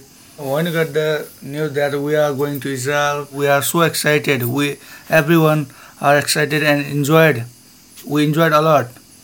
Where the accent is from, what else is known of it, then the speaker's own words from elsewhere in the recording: Nepal; English is a second language; from Nepal.